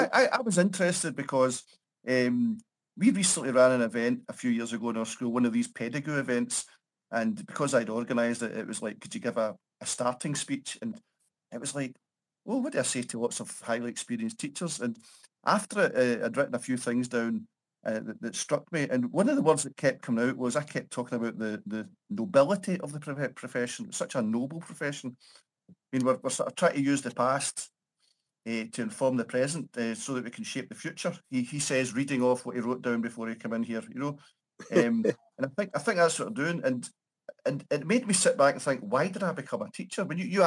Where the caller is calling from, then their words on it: Paisley, Scotland, United Kingdom; I'm in Paisley, a small town just outside Glasgow, so sort of greater Glasgow region.